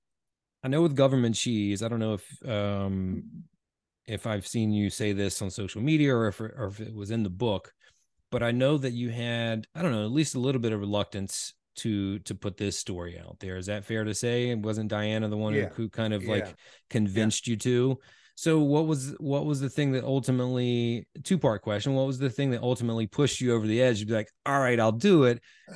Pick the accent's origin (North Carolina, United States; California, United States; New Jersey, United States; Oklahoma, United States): North Carolina, United States; But I will say that I grew up on the Pamlico River, and it's huge.